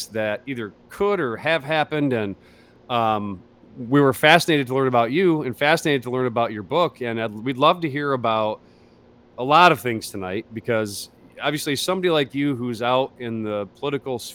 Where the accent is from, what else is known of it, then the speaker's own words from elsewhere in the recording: near Detroit, Michigan, United States; where you and I grew up, near the D of Detroit, Michigan